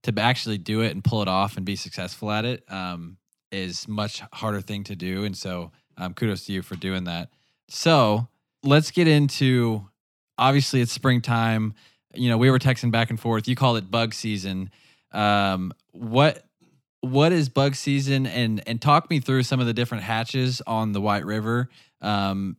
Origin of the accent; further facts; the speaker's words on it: Arkansas, United States; we're from Arkansas. We're up from Arkansas visiting.